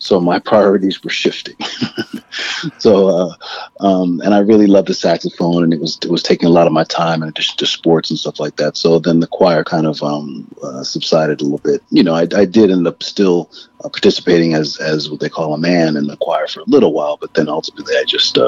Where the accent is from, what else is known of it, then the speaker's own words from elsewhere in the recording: New Haven, Connecticut, United States; moved away as an adult; also born or lived in London; now in New York, United States; I was born in London and finally settled in New Haven when I was about 10 years old or so. We moved down around a few places before we actually ended up in New Haven.